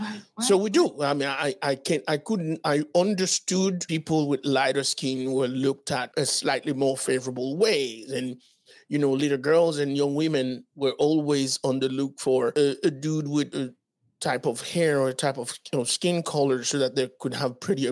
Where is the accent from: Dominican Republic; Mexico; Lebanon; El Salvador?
Dominican Republic; also born or lived in Haiti; Because as you know, I was born in Haiti, moved to the Dominican Republic when I was 11 years old.